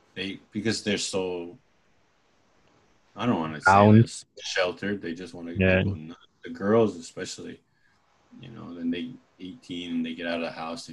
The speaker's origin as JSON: {"language": "English", "town": "Augusta", "region": "Georgia", "country": "United States", "tie": "born or raised there", "also_born_or_lived": "Hawaii", "said": "Well, I was born in Georgia."}